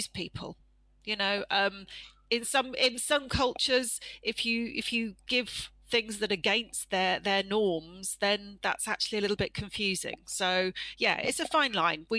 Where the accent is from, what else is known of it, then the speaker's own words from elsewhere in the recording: United Kingdom; as a British person